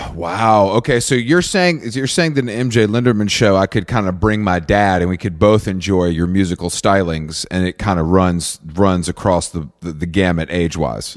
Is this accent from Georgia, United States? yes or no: yes; Atlanta, Georgia, United States; where I grew up outside of Atlanta